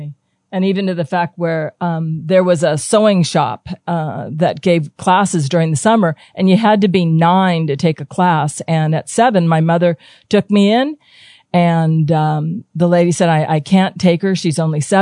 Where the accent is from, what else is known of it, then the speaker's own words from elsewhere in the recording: Hawaii, United States; born and raised in Hawaii. I'm third generation